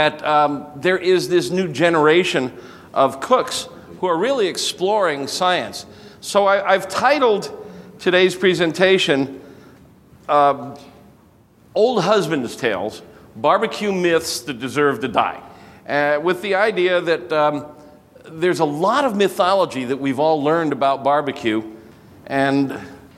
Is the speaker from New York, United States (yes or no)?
no; Chicago area, Illinois, United States; now in Brookfield, United States; It's my hometown